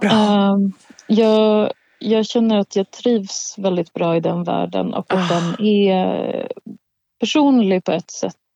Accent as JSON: {"language": "Swedish", "region": "Gotland", "country": "Sweden", "tie": "born or raised there", "said": "sen så handlar det också om min uppväxt på Gotland så det är någon slags blandning."}